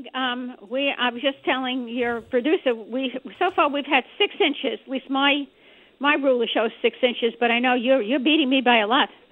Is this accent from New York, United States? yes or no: yes; New York City, New York, United States; now in Springfield; I'm from New York City originally